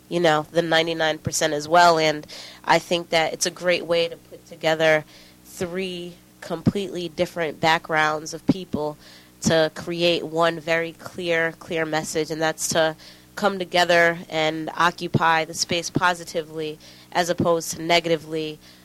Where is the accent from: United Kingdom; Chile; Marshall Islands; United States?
United States; Springfield, Massachusetts; moved away as an adult; now in Los Angeles, United States; I'm from Springfield, Mass. I am 26 years old. I've been in L.A. for about 3.5 to 4 years, off and on.